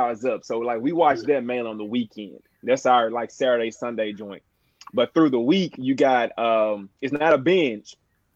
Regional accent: Memphis, Tennessee, United States; now in Nashville, United States; I am from Memphis. I love that you said it to everybody, but I do live in Nashville.

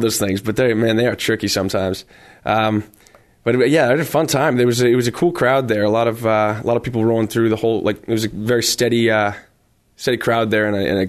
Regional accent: Scituate, Massachusetts, United States; moved away as an adult; also born or lived in Rhode Island; now in Nashville, United States; Well, I grew up in Scituate, Massachusetts, just playing at local bars and up until I went to college in Rhode Island.

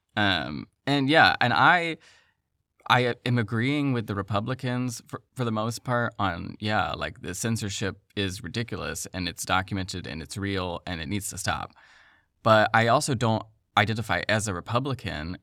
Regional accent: the South, United States; I'm from the South

